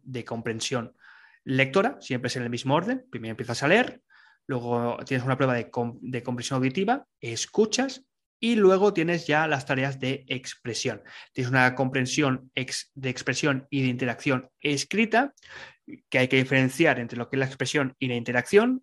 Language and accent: Spanish; Barcelona, Catalonia, Spain; now in Salamanca, Spain; soy de Barcelona, de España, aunque ahora vivo un poco más lejos, vivo en Salamanca